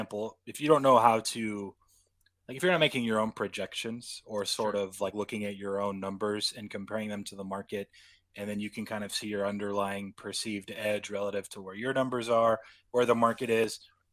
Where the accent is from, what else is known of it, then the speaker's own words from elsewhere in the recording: West Coast, United States; I am from the West Coast.